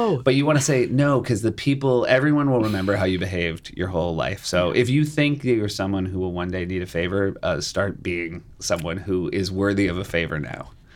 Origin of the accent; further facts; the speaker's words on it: New Hampshire, United States; also born or lived in Chicago, Illinois / Michigan; born in uh, Chicago and uh, worked our way around a little bit, but mostly I would say I grew up in New Hampshire